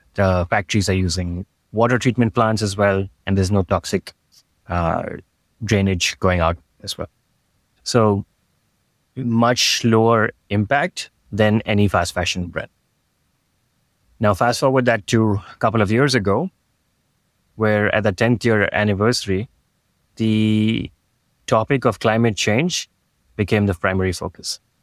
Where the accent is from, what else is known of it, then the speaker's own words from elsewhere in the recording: Mumbai, Maharashtra, India; moved away as an adult; also born or lived in New York / Sydney / San Francisco; I grew up in Bombay, which is as urban as it can get